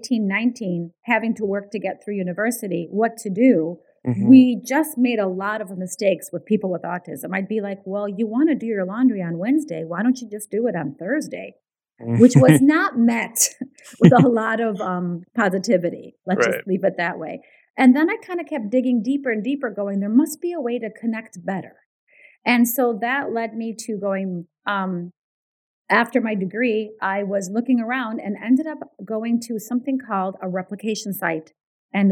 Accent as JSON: {"language": "English", "town": "Chicago", "region": "Illinois", "country": "United States", "tie": "born or raised there", "first_language": "Ukrainian", "second_language": "English", "moved": "as an adult", "lives_now": "Canada", "said": "I grew up in Chicago in a really what we call a Ukrainian ghetto"}